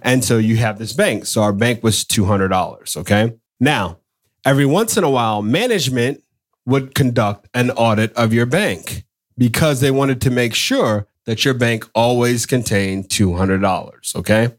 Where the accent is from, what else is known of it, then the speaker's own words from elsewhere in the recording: Atlanta, Georgia, United States; I'm proud to say I'm from Atlanta